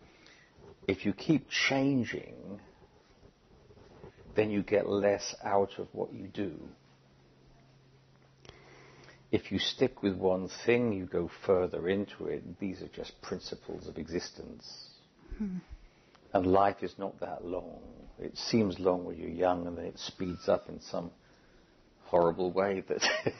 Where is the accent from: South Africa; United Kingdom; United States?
United Kingdom; moved away; as a British citizen